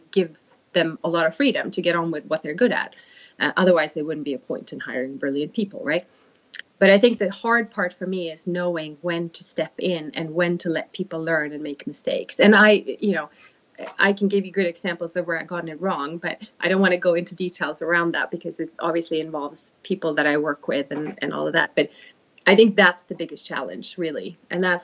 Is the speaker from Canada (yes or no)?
no; Sweden; English is a second language; now in United Kingdom; A bit of a Swedish Viking heritage